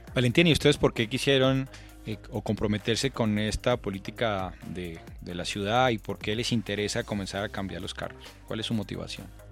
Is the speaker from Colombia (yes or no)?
yes; Colombia